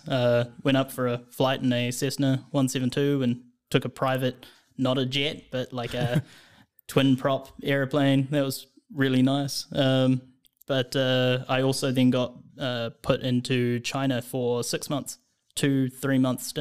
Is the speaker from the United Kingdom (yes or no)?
no; New Zealand; moved away as an adult; now in Denmark; I'm from New Zealand.